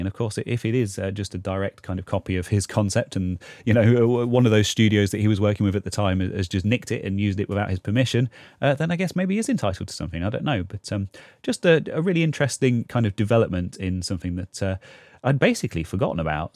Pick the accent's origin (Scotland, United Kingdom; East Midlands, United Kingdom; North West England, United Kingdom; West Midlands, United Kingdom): East Midlands, United Kingdom; Leicester; Leicester, which is kind of my hometown in the U K